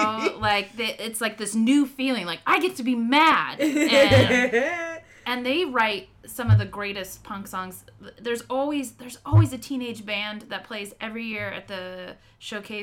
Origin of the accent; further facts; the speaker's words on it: South Bay, California, United States; I grew up in the South Bay. Everyone was a surfer